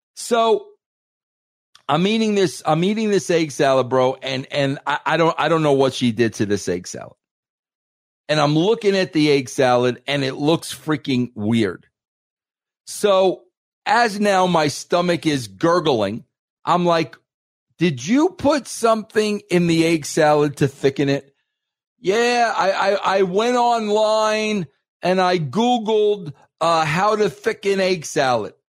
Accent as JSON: {"language": "English", "region": "New York", "country": "United States", "said": "I'm an Italian from New York"}